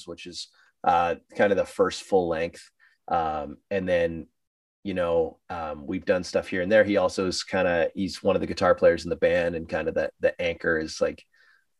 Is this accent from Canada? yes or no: yes; Sudbury, Ontario, Canada; we did a record release party in my hometown